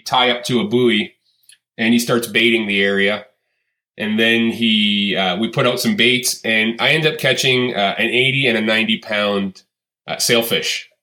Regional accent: just north of Toronto, Ontario, Canada; born and raised in Canada, despite most people's thoughts that I am from the U.S., I still live here, and grew up in just north of Toronto, Ontario, Canada

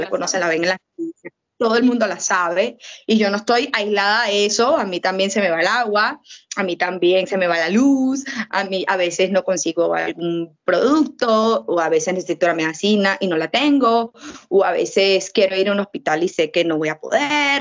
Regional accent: Venezuela; acá hay un corazón que late, que es mi tierra

